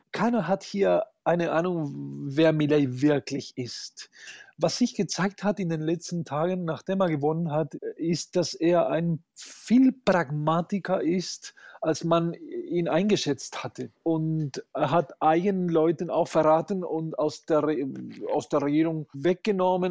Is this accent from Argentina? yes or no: yes; Argentina; now in Munich, Germany; als Argentinier habe ich